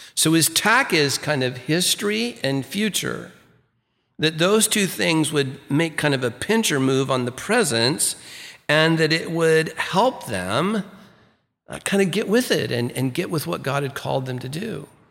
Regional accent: Santa Ana, California, United States; I grew up in First United Methodist Church in Santa Ana, California, you know, downtown Santa Ana there

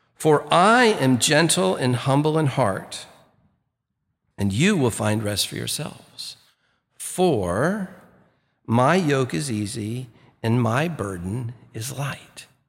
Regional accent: Santa Ana, California, United States; I grew up in First United Methodist Church in Santa Ana, California, you know, downtown Santa Ana there

